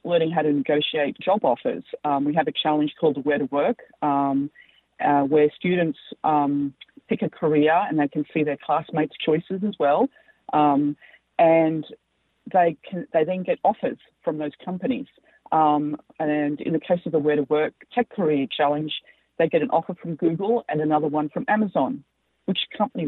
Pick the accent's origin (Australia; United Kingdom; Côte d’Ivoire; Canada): Australia; accent: Australian; moved away; also born or lived in United States; as you can tell by my accent, I'm an Australian and American